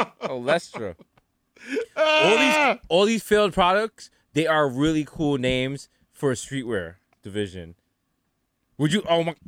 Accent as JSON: {"language": "English", "region": "New York", "country": "United States", "said": "I'm from New York, out here by myself."}